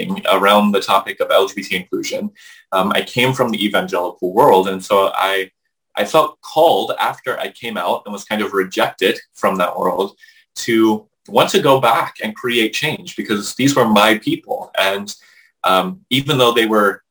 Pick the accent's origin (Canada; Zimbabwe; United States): United States; Maryland; I grew up here in Maryland in a conservative Christian context